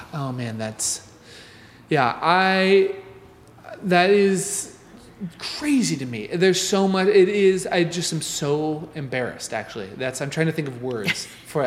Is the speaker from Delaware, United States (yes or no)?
no; Nebraska, United States; I grew up in Nebraska